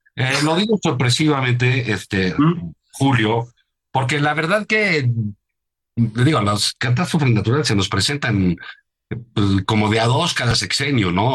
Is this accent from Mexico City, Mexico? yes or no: yes; Mexico City, Mexico; los que vivimos en la Ciudad de México